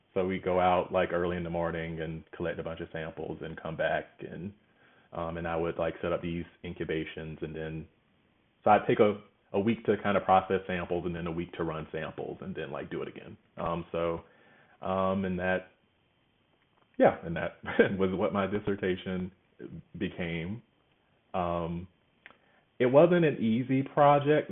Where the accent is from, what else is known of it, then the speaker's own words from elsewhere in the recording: Georgia, United States; moved away as an adult; now in Los Angeles, United States; I'm from Georgia, so I thought I'd go to Georgia Tech.